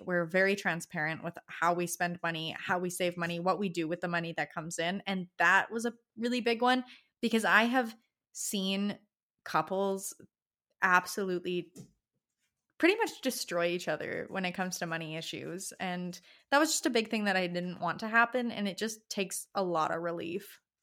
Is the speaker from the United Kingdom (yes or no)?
no; Alberta, Canada; I'm from Alberta, I'm Alberta raised